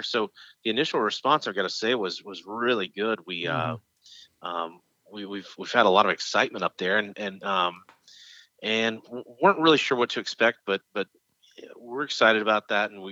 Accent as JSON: {"language": "English", "town": "Shreveport", "region": "Louisiana", "country": "United States", "tie": "born or raised there", "said": "Shreveport where my hometown was"}